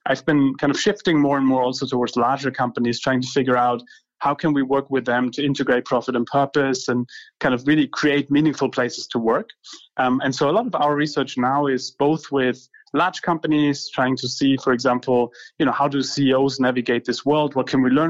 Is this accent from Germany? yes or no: yes; Heidelberg, Baden-Württemberg, Germany; I grew up in Germany, in Heidelberg.